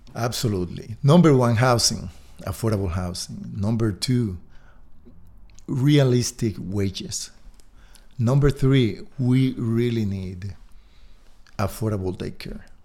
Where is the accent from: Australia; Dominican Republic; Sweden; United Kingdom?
Dominican Republic; moved away as an adult; now in Park City, United States; I'm originally from the Dominican Republic, but I've been here for close to ten years.